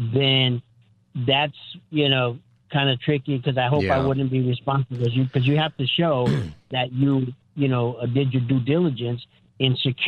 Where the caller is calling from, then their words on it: California, United States; Hi, Pastor Scott. Yeah … I'm from California.